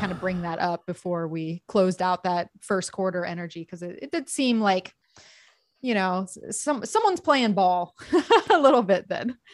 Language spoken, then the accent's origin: English; Gulf of Mexico in Florida, United States; now in California, United States; I grew up on the Gulf of Mexico in Florida